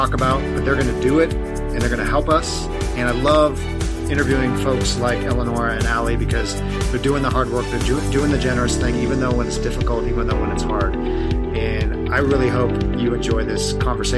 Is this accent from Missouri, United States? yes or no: no; Long Beach, California, United States; born or raised there; also born or lived in Los Angeles